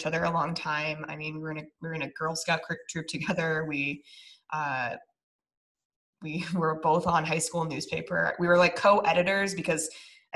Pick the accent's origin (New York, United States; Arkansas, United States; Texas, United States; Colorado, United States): Colorado, United States; Niwot; moved away as an adult; also born or lived in Longmont, Colorado; now in San Diego, United States; she and I are both from this tiny little town in Colorado between Longmont and Boulder off of the 119 called Niwot.